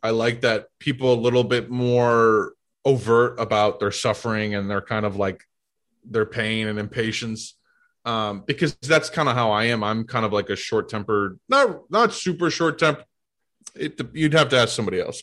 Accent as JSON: {"language": "English", "town": "St. Louis", "region": "Missouri", "country": "United States", "tie": "born or raised there", "also_born_or_lived": "Boston", "moved": "as an adult", "lives_now": "New York, United States", "said": "I grew up in St. Louis"}